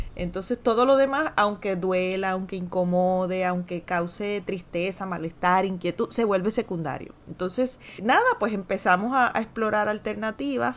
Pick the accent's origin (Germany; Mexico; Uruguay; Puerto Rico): Puerto Rico; ya somos puertorriqueños